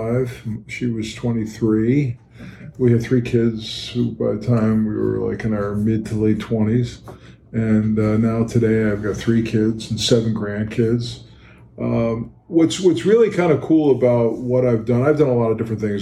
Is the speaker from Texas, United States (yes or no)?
no; New York City, New York, United States; I was born and raised in Brooklyn